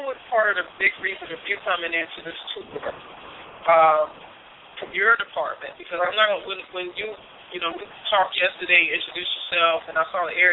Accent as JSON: {"language": "English", "town": "Nashville", "region": "Tennessee", "country": "United States", "said": "I'm from uh, I'm from Nashville"}